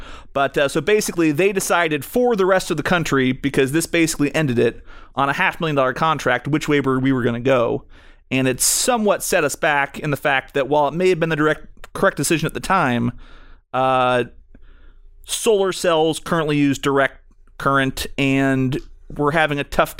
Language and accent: English; Chicago, Illinois, United States; I just want to know, as a Chicagoan, if you guys have any plans to get back on track.